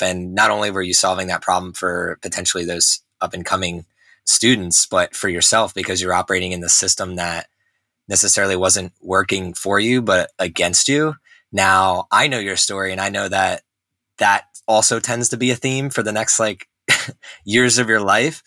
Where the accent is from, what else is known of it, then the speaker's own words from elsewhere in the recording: New Jersey, United States; moved away; also born or lived in Texas; I grew up in New Jersey